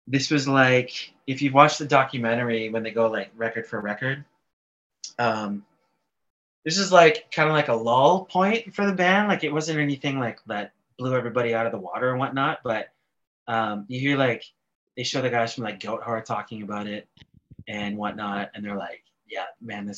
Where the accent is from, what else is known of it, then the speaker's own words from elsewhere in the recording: Canada; being Canadian